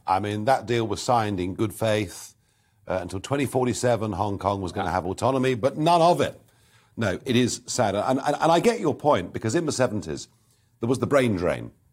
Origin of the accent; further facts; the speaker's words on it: Kent, South East England, United Kingdom; I come from Kent's